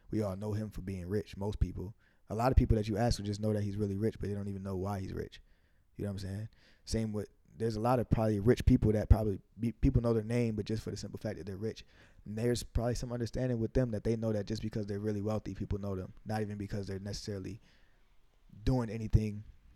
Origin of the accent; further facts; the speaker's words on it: Amherst, New York, United States; also born or lived in Buffalo, New York; I came up from Waynesville, from East Amherst